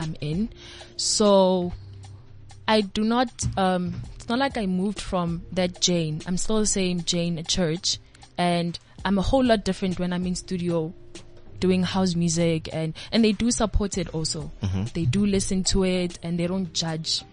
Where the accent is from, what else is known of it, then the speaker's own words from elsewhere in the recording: Pretoria, Gauteng, South Africa; also born or lived in Tembisa / Ekurhuleni / Mamelodi West / Atteridgeville; I was born and bred in Pretoria.